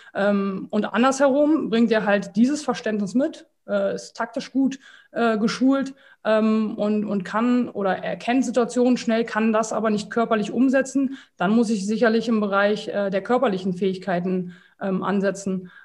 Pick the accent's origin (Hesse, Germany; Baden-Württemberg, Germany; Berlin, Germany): Berlin, Germany; also born or lived in Slovakia; 36 Jahre alt, aus Berlin